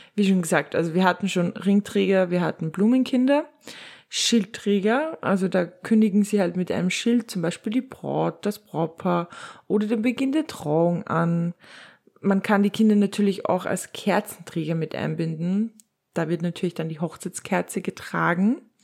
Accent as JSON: {"language": "German", "region": "Upper Austria", "country": "Austria", "said": "bei uns in Oberösterreich"}